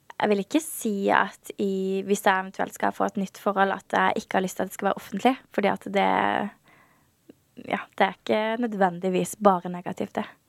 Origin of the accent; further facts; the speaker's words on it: Birkeland, Agder, Norway; accent: Sørlandet dialect; also born or lived in Kristiansand / Lillesand; Jeg vokste opp på et veldig lite sted som heter Birkeland. Det er 30 minutter unna Kristiansand.